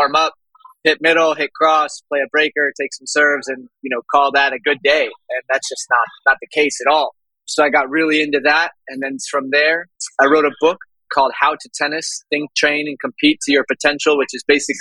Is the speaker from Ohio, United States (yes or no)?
no; Jacksonville, Florida, United States; also born or lived in Nebraska; I'm from Jacksonville, Florida.